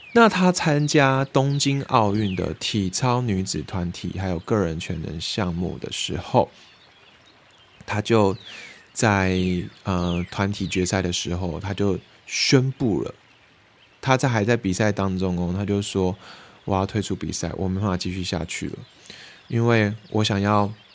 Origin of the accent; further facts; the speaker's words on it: Taiwan; 偶尔会回到我的家乡，然后因为我以前是住在眷村嘛